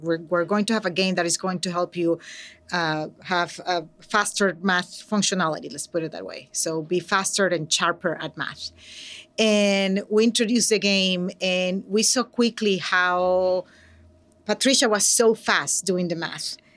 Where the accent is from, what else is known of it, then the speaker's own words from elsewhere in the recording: Venezuela; English is a second language; now in San Francisco, United States; I'm from Venezuela, so, um, I'm an immigrant and an English language learner, proud.